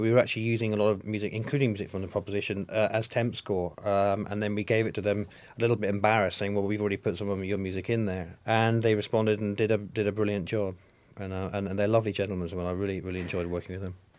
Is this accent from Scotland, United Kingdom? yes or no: yes; Scotland, United Kingdom; I'm Scottish.